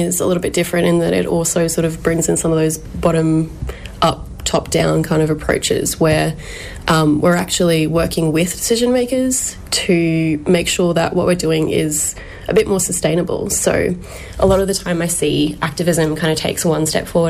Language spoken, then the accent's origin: English; Toowoomba, Queensland, Australia; I was born on Gaibal and Jarawa country up in Toowoomba